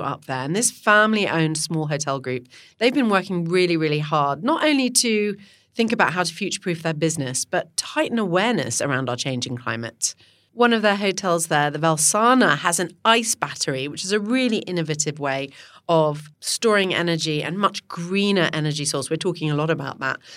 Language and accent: English; Ottawa, Ontario, Canada; moved away; I grew up there in Ottawa.